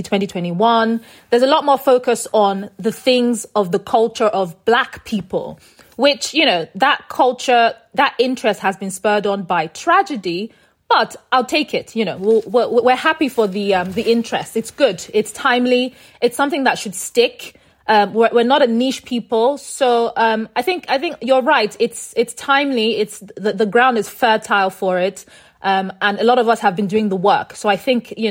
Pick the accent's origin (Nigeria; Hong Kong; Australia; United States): Nigeria; moved away; us being Nigerian, being stuck in Nigeria